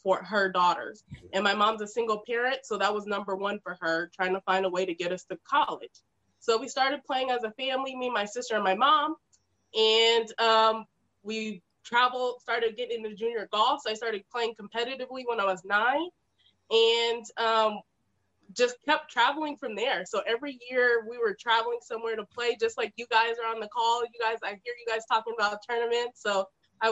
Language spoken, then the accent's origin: English; Las Vegas, Nevada, United States; I'm from Las Vegas, Nevada. I'm born and raised.